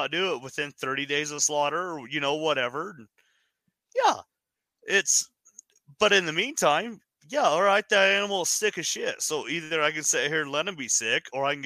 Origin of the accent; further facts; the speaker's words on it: Wyoming, United States; now in Utah, United States; growing up in Wyoming, I mean, we're coal country.